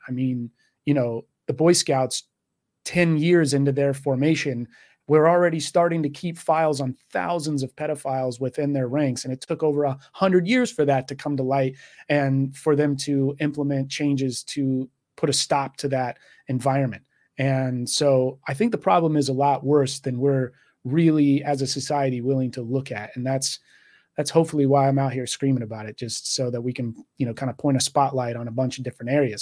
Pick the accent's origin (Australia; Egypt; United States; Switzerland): United States; Texas; moved away as an adult; also born or lived in Washington State; now in Washington, United States; I was born and raised in Texas